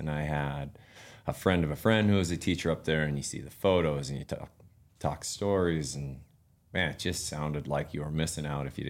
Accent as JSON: {"language": "English", "town": "Missoula", "region": "Montana", "country": "United States", "tie": "born or raised there", "also_born_or_lived": "Alaska", "moved": "as an adult", "said": "born and raised in Montana."}